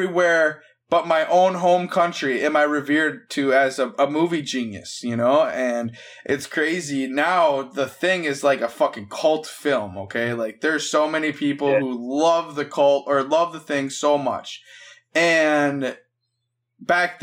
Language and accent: English; Minnesota, United States; I'm from Minnesota